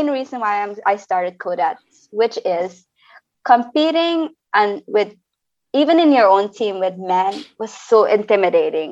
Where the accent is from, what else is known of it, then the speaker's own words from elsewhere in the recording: Georgetown, Demerara-Mahaica, Guyana; now in Suriname; I was actually born in Georgetown, Guyana. I would canal number one. I would call it the farmlands. I'm actually a farm girl. Growing up in Guyana